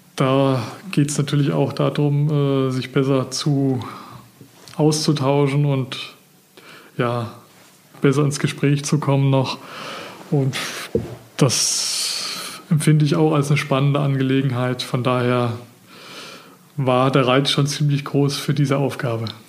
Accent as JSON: {"language": "German", "area": "Geisa, Rasdorf", "region": "Rhön", "country": "Germany", "tie": "born or raised there", "also_born_or_lived": "Villingen-Schwenningen, Baden-Württemberg", "moved": "as an adult", "said": "Geboren und aufgewachsen bin ich in der Rhön, Geiser, äh, Rasdorf"}